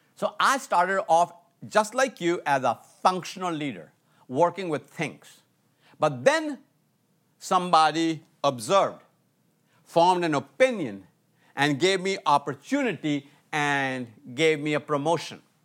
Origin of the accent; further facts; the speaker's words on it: India; moved away as an adult; also born or lived in Atlanta, United States; I was from India, uh, living in Atlanta, U S A, going to college